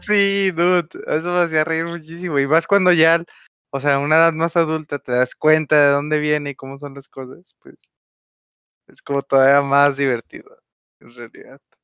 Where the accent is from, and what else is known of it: Mexico; first language Spanish